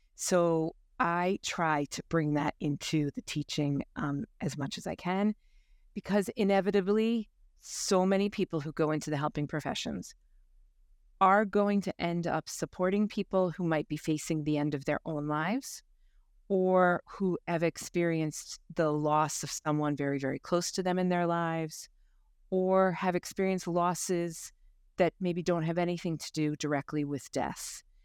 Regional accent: United States; moved away as an adult; also born or lived in Limerick, Ireland; now in Ireland; born and bred in the States

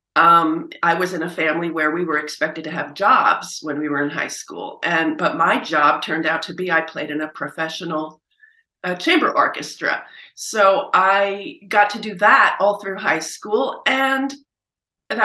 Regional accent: Princeton, New Jersey, United States; moved away as an adult; also born or lived in Oberlin / Manhattan; I did get pulled down to Princeton, my hometown, to begin teaching

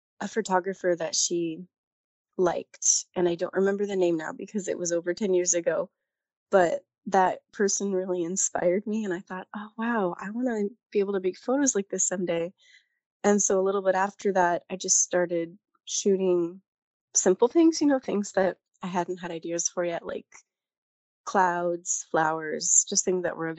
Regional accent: California, United States; moved away as an adult; also born or lived in Japan; I am from California. I just got back from Japan a few years ago, and I'm now in Southern California.

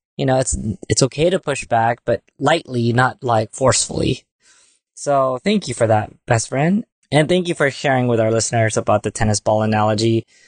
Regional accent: Philippines; And being Filipino, for one, we're very family oriented.

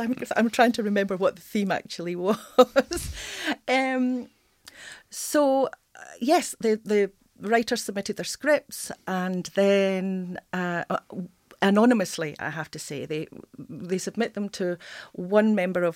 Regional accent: Scotland, United Kingdom; moved away as an adult; now in Yorkshire, United Kingdom; I'm just an interloper from north of the border

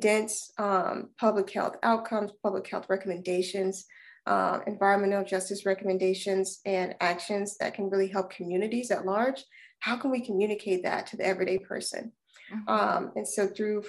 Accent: Alabama, United States; moved away as an adult; now in Durham, United States; I am originally from Alabama

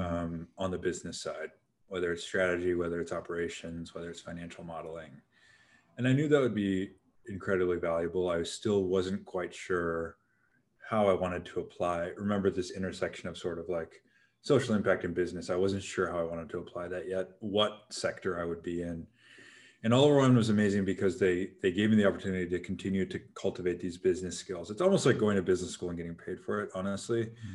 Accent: Seattle, Washington, United States; born or raised there; moved away as an adult; also born or lived in California

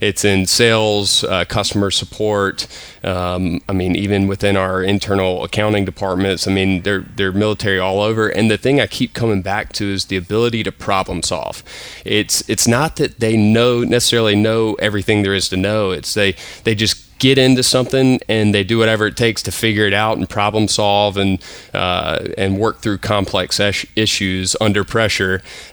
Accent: Wilmington, North Carolina, United States; moved away as an adult; also born or lived in Charlotte / New York; in my hometown

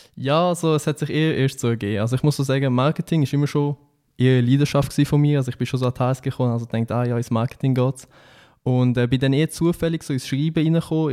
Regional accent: Switzerland; als Schweizer

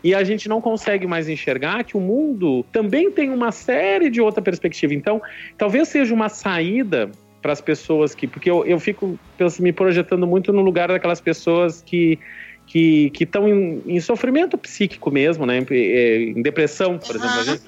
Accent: Rio Grande, Rio Grande do Sul, Brazil; now in Recife, Brazil; Eu me lembro da minha cidade, eu sou de Rio Grande, Rio Grande do Sul Sul. É tão longe que o vento acho que faz a curva por lá. E aí o carnaval era um. Tinha um carnaval de rua quando eu era pequeno.

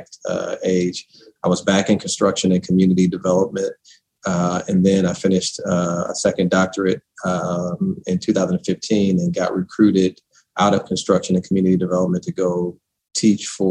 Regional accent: St. Louis, Missouri, United States; born or raised there

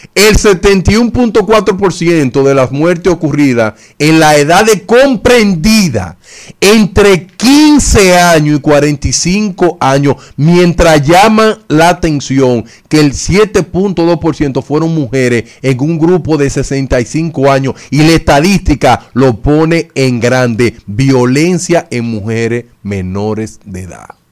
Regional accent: Dominican Republic; los dominicanos somos expertos

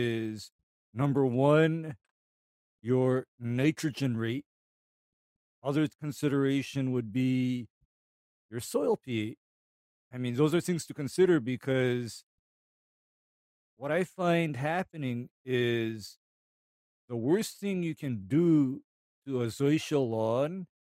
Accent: Hawaii, United States; I'm from Hawaii

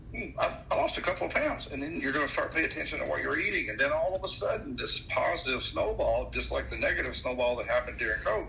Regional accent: Tennessee, United States; I grew up in Tennessee

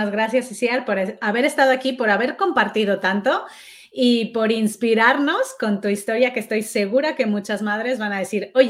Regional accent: Seville, Andalusia, Spain; now in Madrid, Spain

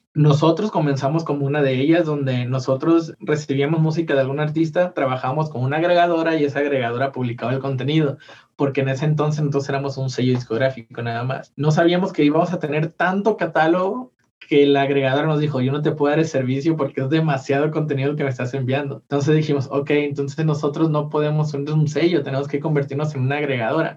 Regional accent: Mazatlán, Sinaloa, Mexico; now in Guadalajara, Mexico; yo soy de Mazatlán

